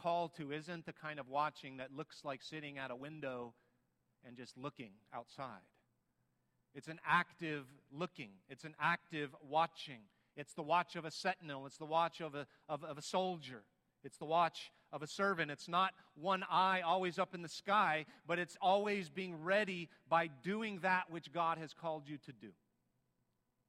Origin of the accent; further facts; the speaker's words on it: United States; we're Americans